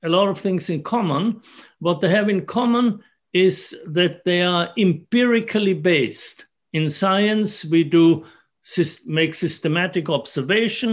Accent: Innsbruck, Tyrol, Austria; moved away as an adult; also born or lived in Vienna, Austria; now in Berkeley, United States; I'm Austrian. I grew up in Innsbruck in the Alps, and moved to Vienna for my graduate work

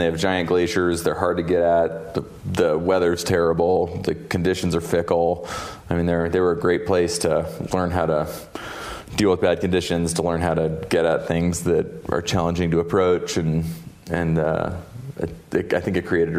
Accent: Seattle, Washington, United States; also born or lived in Wellington, New Zealand; So I was like 3 and a half when they moved back to the States, and they moved to Seattle. And so that's really where my background in New Zealand comes from.

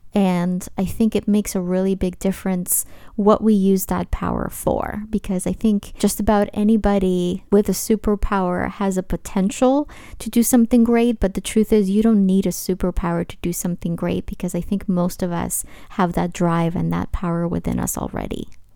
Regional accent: New York City, New York, United States; a young teenager from Brooklyn, my hometown

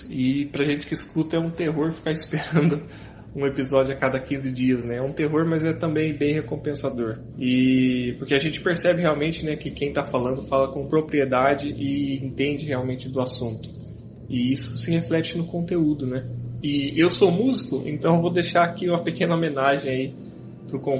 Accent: Campo Mourão, Paraná, Brazil; É, tenho 27 anos, sou de Campo Mourão, Paraná.

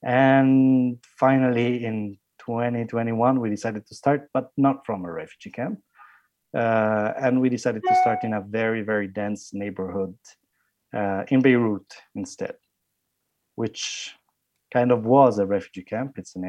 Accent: Italy; English is a second language; I'm from Italy, and the size of Lebanon is the size of one of the smallest regions in Italy.

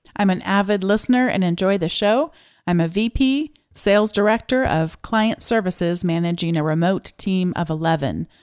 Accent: United States

